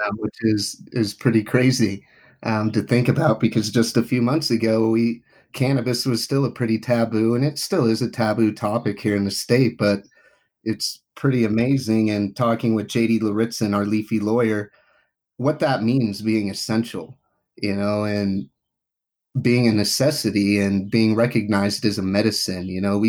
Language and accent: English; Reno, Nevada, United States; moved away as an adult; also born or lived in Indiana; now in Utah, United States; I grew up in Reno, Nevada